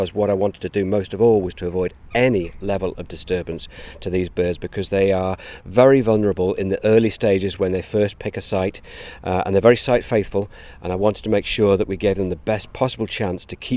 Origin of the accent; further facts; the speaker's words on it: England, United Kingdom; moved away; my home country of England